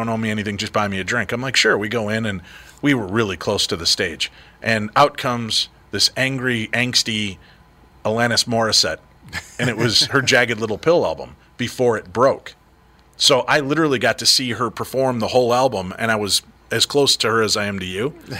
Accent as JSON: {"language": "English", "region": "Illinois", "country": "United States", "said": "when I first moved up to the Twin Cities, because I'm from Illinois originally, my buddy Tim took me to First Avenue"}